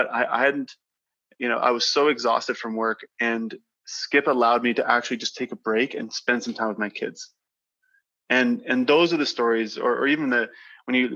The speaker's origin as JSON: {"language": "English", "town": "Grasswood", "region": "Saskatchewan", "country": "Canada", "tie": "born or raised there", "said": "I grew up in a small community just south of Saskatoon called Grasswood"}